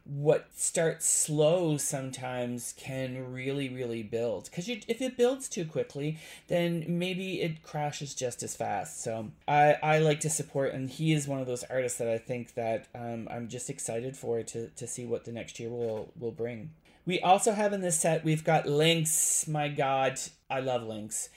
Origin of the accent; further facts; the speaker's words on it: Canada; I am Canadian